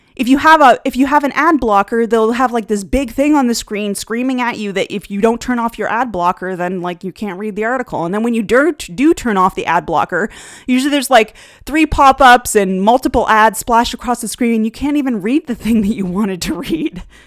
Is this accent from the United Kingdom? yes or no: no; Canada; one of the things of living in Canada is that you do learn the second language here, French.